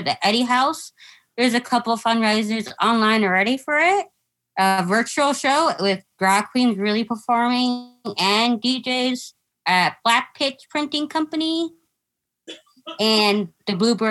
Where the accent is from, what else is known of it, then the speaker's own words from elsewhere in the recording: Mexico; first language English; I'm Mexican